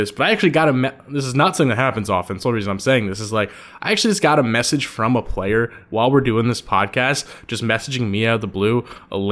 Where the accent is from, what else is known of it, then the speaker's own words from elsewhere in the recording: New Jersey, United States; now in Baton Rouge, United States; I'm from Jersey, man. I'm from the other Pizza Mecca of the United States, which is the Jersey, New York